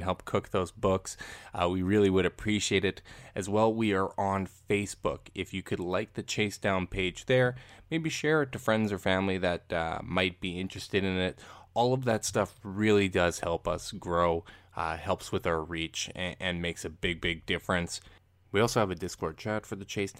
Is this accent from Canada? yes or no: yes; Canada; just from being Canadian